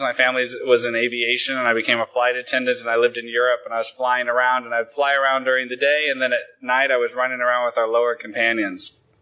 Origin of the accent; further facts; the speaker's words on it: Willamette Valley, Oregon, United States; also born or lived in Los Angeles, United States; now in Sweden; I come from a tiny little shit town in the Willamette Valley, and I hated it